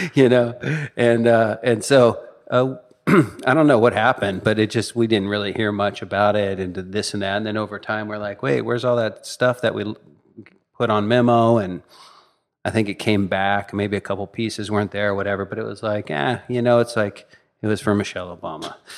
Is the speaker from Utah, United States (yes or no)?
no; Northern California, United States; I grew up in Northern California.